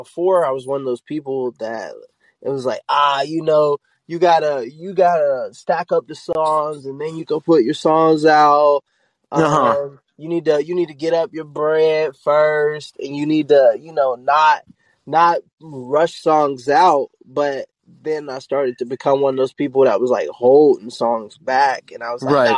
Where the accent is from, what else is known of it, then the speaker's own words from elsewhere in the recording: Pittsburgh, Pennsylvania, United States; now in North Carolina, United States; I'm originally from Pittsburgh, but I've been in North Carolina so long, I can claim either